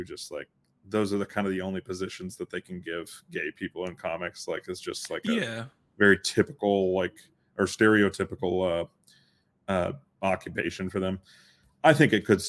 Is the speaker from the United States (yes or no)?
yes; Texas, United States; growing up in Texas